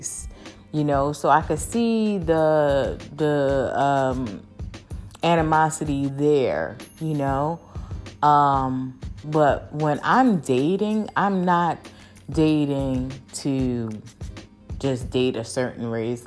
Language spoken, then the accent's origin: English; United States; I'm American girl